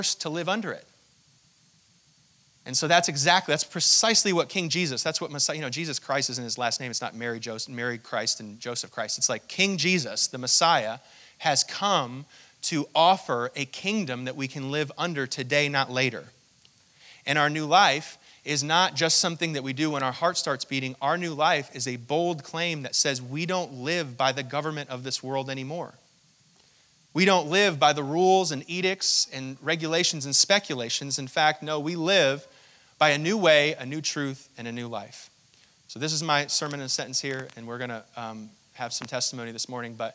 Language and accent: English; Hong Kong; I was born in Hong Kong to my mother, who's an American citizen